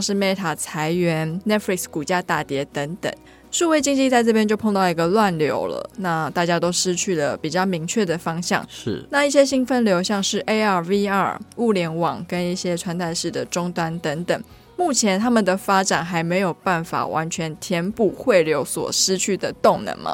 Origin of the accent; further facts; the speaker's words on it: Taiwan; 我们台湾人